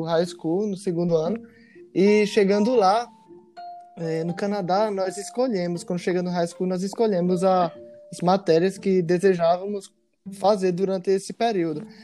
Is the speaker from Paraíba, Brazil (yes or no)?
yes; Paraíba, Brazil; moved away as an adult; now in Rio de Janeiro, Brazil; Vim direto da Paraíba pela primeira vez morando fora aqui no Rio de Janeiro. Eu já era cirurgião quando eu saí da Paraíba